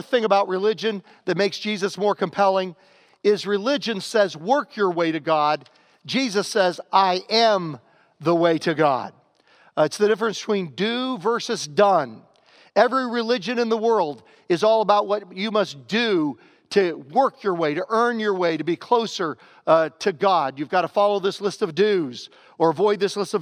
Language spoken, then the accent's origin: English; Southern Virginia, United States; growing up in Southern Virginia